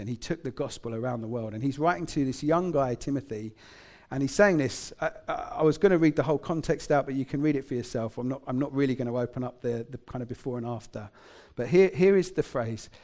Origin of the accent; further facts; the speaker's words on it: England, United Kingdom; I grew up in England